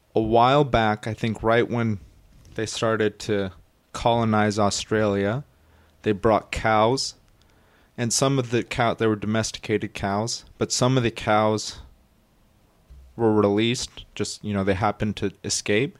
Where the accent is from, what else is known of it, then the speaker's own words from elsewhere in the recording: United States; we as Americans